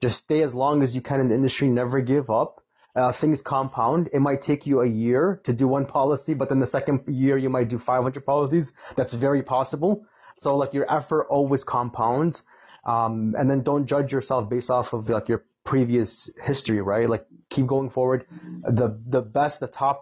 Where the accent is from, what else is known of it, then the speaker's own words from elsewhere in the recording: Chicago, Illinois, United States; I'm from Chicago